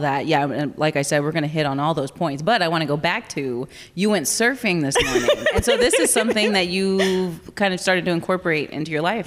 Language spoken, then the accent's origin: English; Corpus Christi, Texas, United States; I'm from Corpus